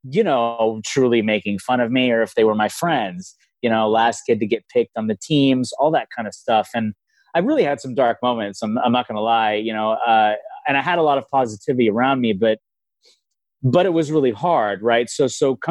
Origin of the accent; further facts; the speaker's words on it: Los Angeles, California, United States; I grew up in Los Angeles